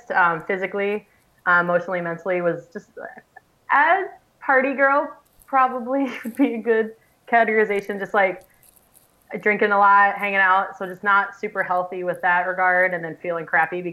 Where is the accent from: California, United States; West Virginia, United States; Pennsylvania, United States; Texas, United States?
Pennsylvania, United States; moved away as an adult; also born or lived in Ohio / Iowa / Missouri / Minneapolis; now in North Dakota, United States; I'm from Pennsylvania, went to school in Ohio